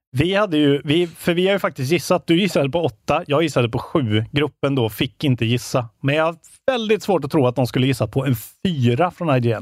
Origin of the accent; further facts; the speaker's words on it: Värmland, Sweden; moved away; Jag har ju varit hemma i Värmland nu